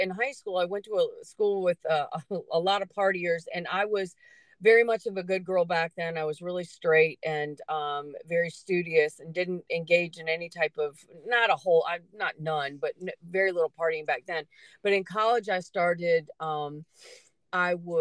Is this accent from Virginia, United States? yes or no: yes; Charlottesville, Virginia, United States; also born or lived in Dyke, Virginia; I was born here. Both my parents were born here. I grew up in Charlottesville, and then we moved to a farm in 1980 out in Dyke, Virginia